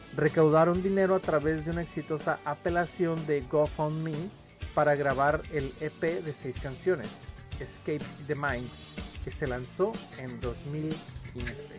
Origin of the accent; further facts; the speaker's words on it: Mexico; somos mexicanos y somos orgullosos